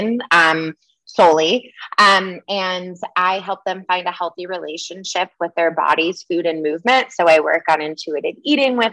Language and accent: English; Michigan, United States; I grew up in Michigan